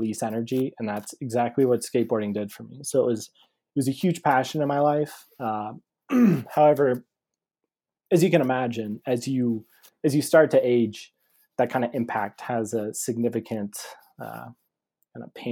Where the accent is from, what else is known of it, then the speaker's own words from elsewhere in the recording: Scottsdale, Arizona, United States; I was born and raised in Scottsdale, Arizona